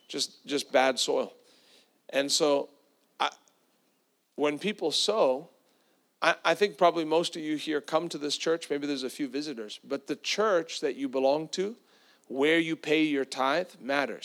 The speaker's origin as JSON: {"language": "English", "country": "South Africa", "tie": "born or raised there", "moved": "yes", "lives_now": "Tampa, United States", "said": "I grew up with that in South Africa"}